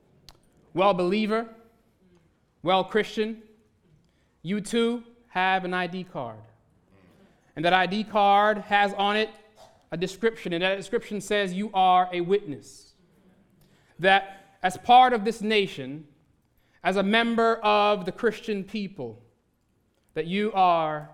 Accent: Santa Cruz, Jamaica; now in United States; I was born in Jamaica, in rural Jamaica, in a little town, real small town called Santa Cruz

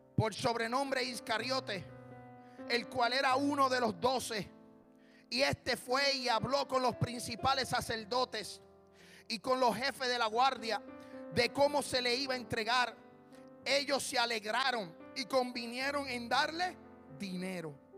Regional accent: Puerto Rico; yo soy puertorriqueño

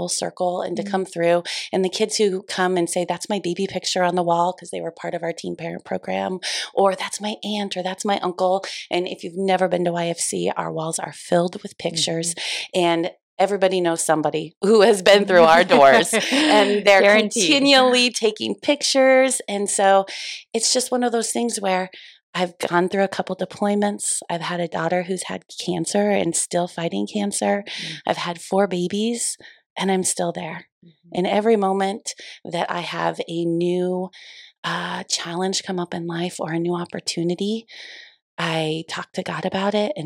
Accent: Columbus, Nebraska, United States; I am from the Columbus community. I graduated from Lakeview High School in 2000

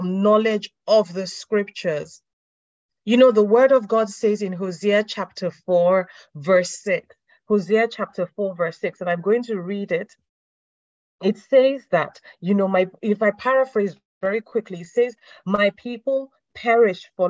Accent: Nigeria; moved away; I'm from Nigeria, so there are a lot of things that they do in the Christendom in Nigeria, at least from a Nigerian background. I don't live in Nigeria, but I'm from a Nigerian background

